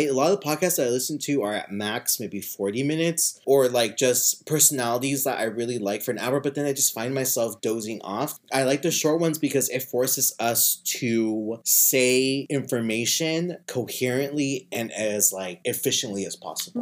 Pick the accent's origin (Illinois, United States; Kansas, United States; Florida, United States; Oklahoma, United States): Kansas, United States; moved away as an adult; now in California, United States; I'm from Kansas. I'm from a small town in Kansas. And ever since I graduated high school, I just went from school to school